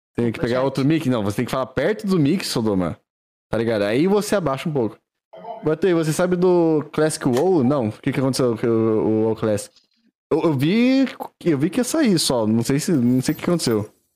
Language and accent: Portuguese; Valinhos, São Paulo, Brazil; eu sou, eu sou de Valinhos, cidade do Figo, Pará, São Paulo